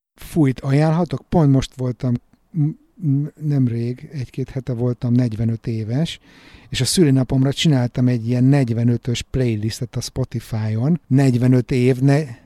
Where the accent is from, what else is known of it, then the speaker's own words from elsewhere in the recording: Hungary; moved away as an adult; now in Stockholm, Sweden; mi magyar gyerekek